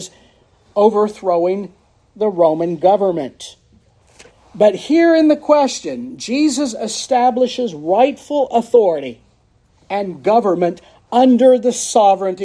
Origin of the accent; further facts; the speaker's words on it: United States; I, as a patriot and as an American and as an Irishman